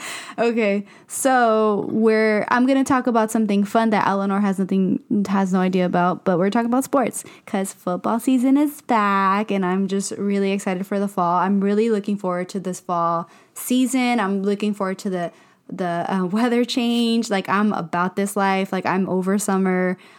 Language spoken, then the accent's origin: English; Inland Empire, California, United States; moved away; I know where I come from. I come from the Inland Empire. The Inland Empire made me